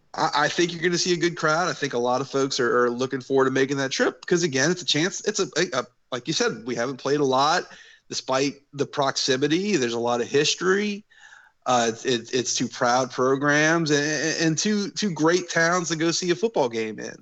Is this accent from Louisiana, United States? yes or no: yes; New Orleans, Louisiana, United States; I grew up in New Orleans